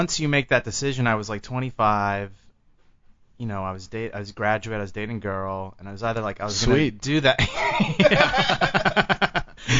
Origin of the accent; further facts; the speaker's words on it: Arlington, Texas, United States; moved away as an adult; now in Los Angeles, United States; I grew up in Texas, near Dallas.